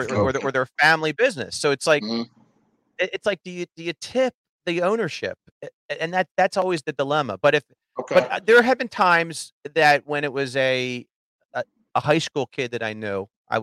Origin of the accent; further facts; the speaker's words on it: New Jersey, United States; moved away as an adult; now in Philadelphia, United States; I grew up in Jersey. I moved here when I got married.